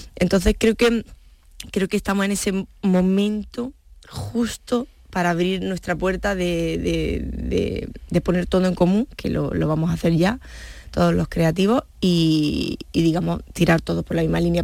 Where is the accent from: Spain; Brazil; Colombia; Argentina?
Spain; Granada, Andalusia; yo como granaína o como andaluza